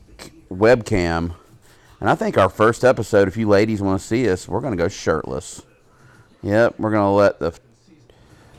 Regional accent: South Carolina, United States; I'm from South Carolina

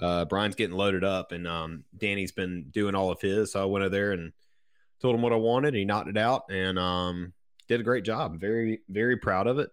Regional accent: Ashwood, South Carolina, United States; I grew up in Ashwood, South Carolina, which is about halfway between Sumter, where I currently live, and Bishopville

